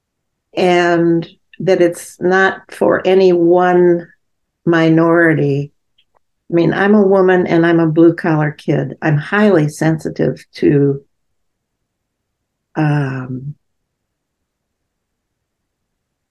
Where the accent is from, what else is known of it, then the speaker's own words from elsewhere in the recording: Gary, Indiana, United States; I grew up in Gary, Indiana, where the black to white ratio was pretty even